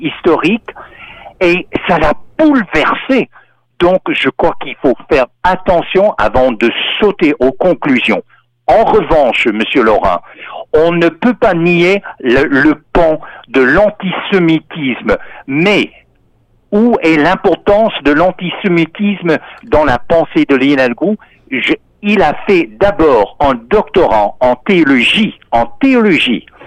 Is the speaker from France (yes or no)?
no; United States; je suis américain